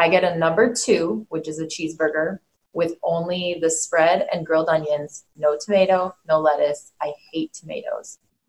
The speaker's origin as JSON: {"language": "English", "region": "California", "country": "United States", "tie": "born or raised there", "said": "I'm born and raised in California."}